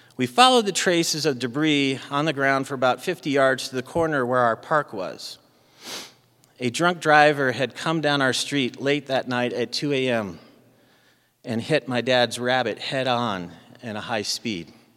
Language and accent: English; Arizona, United States; moved away; I grew up in Arizona